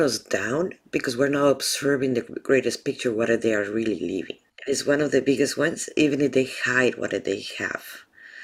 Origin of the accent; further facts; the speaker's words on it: Mexico; being myself from Mexico